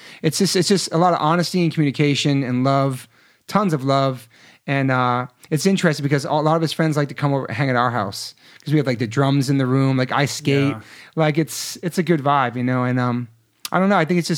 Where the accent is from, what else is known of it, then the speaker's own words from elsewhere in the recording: East Coast, United States; now in Los Angeles, United States; I was from the East.